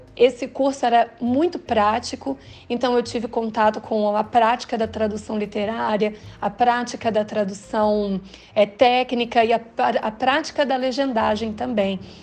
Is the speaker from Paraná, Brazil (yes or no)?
yes; Londrina, Paraná, Brazil; also born or lived in Vitória; Eu estava vivendo muito ali naquele meu mundo de Londrina, né? Eu sou do Paraná, é, já havia morado em Vitória antes